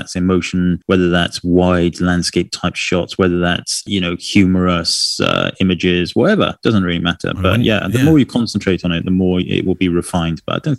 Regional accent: San Diego, California, United States; Anyway, I am from San Diego, California, and I mostly photograph documentary style of family in everyday life.

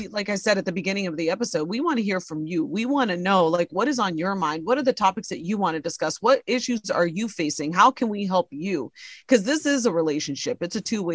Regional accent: Ohio, United States; moved away; I'm from Ohio, this little small town

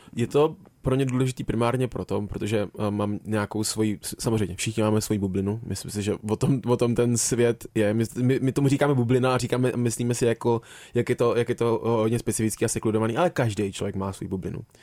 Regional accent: Plzeň, Plzeň Region, Czechia; já jsem se narodil v Plzni

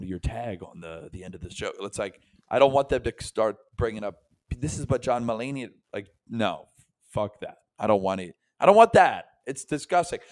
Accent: Tampa, Florida, United States; also born or lived in New York; I'm from Tampa, Florida, and my parents are from Philadelphia.

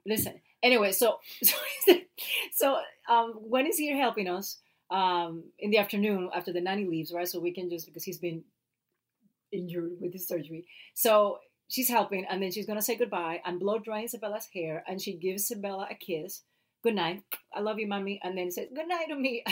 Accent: Puerto Rico; first language Spanish; English is a second language; moved away as an adult; now in United States; i love my accent and i love being puerto rican

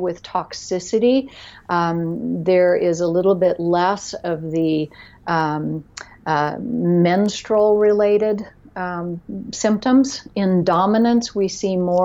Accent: Florida, United States; I grew up in Florida in the middle

